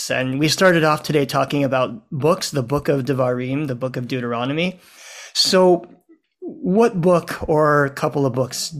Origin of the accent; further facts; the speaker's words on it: New Orleans, Louisiana, United States; My hometown.